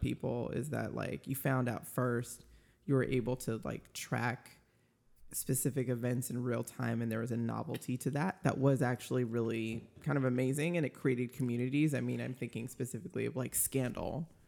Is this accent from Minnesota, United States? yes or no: yes; Minnesota, United States; I was born in Minnesota